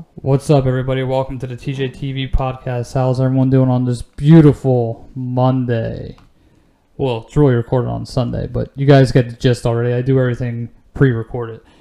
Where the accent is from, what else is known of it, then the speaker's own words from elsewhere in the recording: Delaware County, Pennsylvania, United States; I'm from Delco.